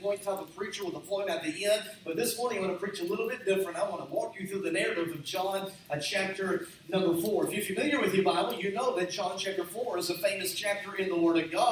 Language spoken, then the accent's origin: English; Cleburne, Texas, United States; moved away as an adult; now in Rogers, United States; I was born and raised in Texas.